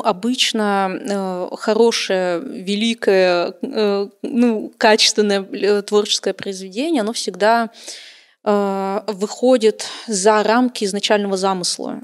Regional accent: Khabarovsk, Khabarovsk Krai, Russia; в Хабаровске, кстати, в моем родном городе

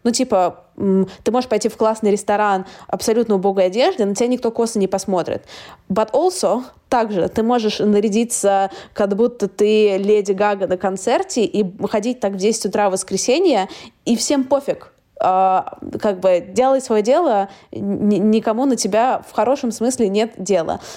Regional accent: Saint Petersburg, Russia; moved away as an adult; now in London, United Kingdom; я сама из Питера

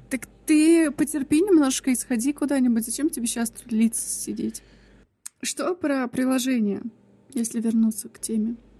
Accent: Kemerovo, Kemerovo Oblast, Russia; мы все выросли в Кемерово

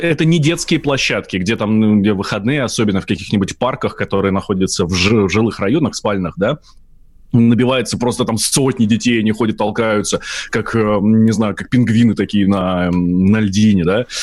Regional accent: Moscow, Russia; я москвич

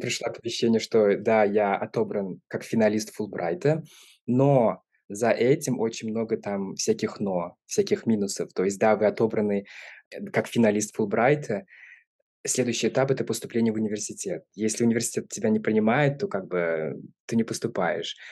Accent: Kazan, Tatarstan, Russia; moved away as an adult; now in Arizona, United States; Я родился в Казани, в России

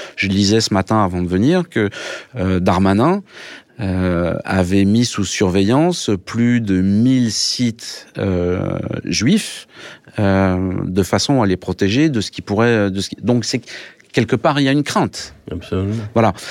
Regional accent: France; now in Russia; je suis français

